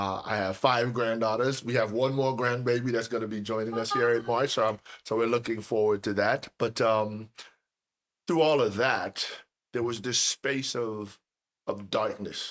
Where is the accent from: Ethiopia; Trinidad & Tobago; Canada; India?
Trinidad & Tobago; moved away as an adult; now in United States; I was born and raised in Trinidad and Tobago.